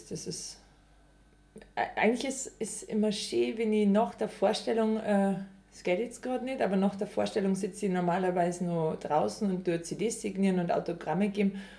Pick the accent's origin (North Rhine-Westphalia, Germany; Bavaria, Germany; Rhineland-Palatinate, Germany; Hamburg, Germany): Bavaria, Germany; Überacker; now in Altomünster, Germany; ich bin äh, Musikkabarettistin und ich komme aus Überacker, jetzt wohne ich in Altomünster.